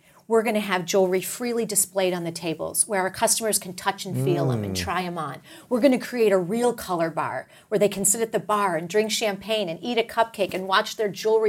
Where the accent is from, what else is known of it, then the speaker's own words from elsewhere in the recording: Texas, United States; You know, I'm a Texan, so we all know that story well.